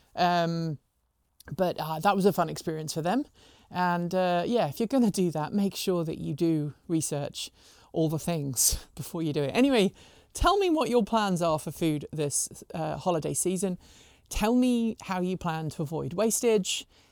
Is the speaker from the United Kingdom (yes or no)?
yes; United Kingdom; also born or lived in Pacific Northwest; now in United States; I'm a Brit, we have turkey on Christmas Day